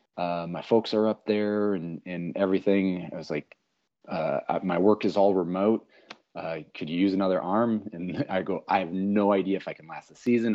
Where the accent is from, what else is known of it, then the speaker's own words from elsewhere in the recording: Sioux City, Iowa, United States; moved away; also born or lived in Minneapolis; I'm just this little punk from Sioux City, Iowa